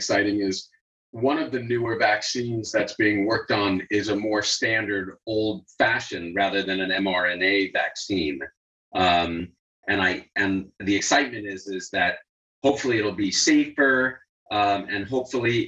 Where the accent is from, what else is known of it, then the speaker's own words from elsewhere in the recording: New York, United States; I grew up in New York